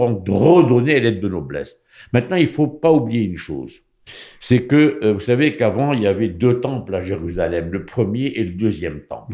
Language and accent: French; Morocco; moved away; Quand j'étais jeune au Maroc